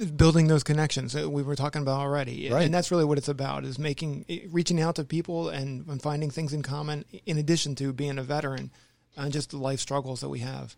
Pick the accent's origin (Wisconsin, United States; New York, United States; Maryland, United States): Maryland, United States; moved away; I grew up in the Maryland area